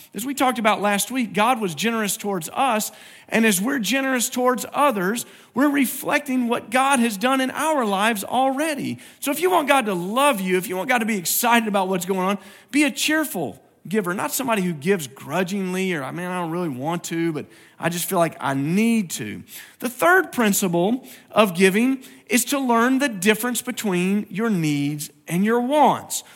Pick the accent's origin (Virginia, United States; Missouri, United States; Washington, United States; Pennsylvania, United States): Virginia, United States; moved away; I grew up in Virginia and my dad grew up there